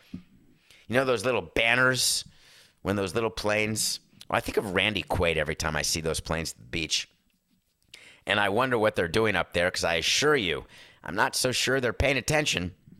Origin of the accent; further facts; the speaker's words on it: Northeast, United States; now in Florida, United States; I grew up in the Northeast